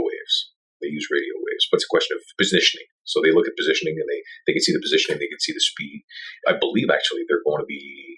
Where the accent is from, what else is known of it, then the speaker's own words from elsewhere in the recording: Montreal, Quebec, Canada; also born or lived in Tampa; I go back to Montreal. I'm from Montreal